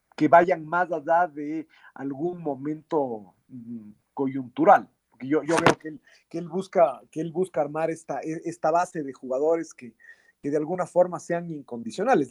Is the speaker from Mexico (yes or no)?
no; Ecuador; nosotros somos de Ecuador